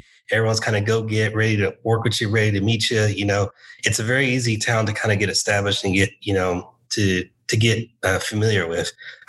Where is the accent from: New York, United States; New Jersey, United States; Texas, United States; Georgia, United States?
Texas, United States; Fort Worth; also born or lived in Dallas; I spent all my life except 3 years in Fort Worth.